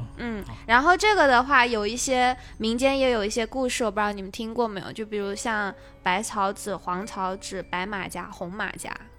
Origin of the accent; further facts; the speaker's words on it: Guangdong, China; moved away; also born or lived in southern China; 因为小时候在广东那边生活过嘛